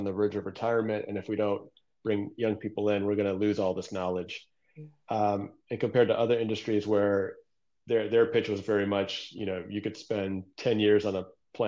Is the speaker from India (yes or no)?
no; Detroit, Michigan, United States; also born or lived in Newburgh, New York; now in Redondo Beach, United States; spent most of my childhood in the Downriver Detroit area in the heart of big auto country.